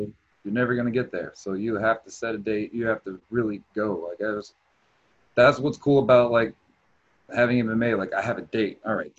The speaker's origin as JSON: {"language": "English", "town": "Houston", "region": "Texas", "country": "United States", "also_born_or_lived": "Terre Haute, Indiana", "moved": "yes", "lives_now": "Indianapolis, United States", "said": "originally Houston, Texas. Now I live in Indianapolis. Lived in Terre Haute, Indiana for a while before that."}